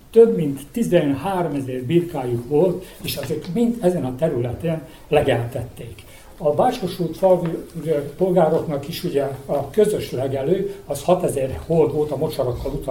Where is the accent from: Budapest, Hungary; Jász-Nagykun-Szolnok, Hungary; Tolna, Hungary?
Jász-Nagykun-Szolnok, Hungary; Karcag; Na most mi Karcagról származunk, és a karcagiak egy, ugye minden évben tartanak ilyen nagy birkafőző versenyt